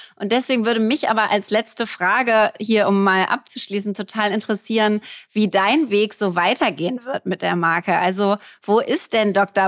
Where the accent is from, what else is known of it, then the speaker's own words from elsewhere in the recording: Berlin, Germany; Ich bin Berlinerin, war auf einer Berliner Schule hier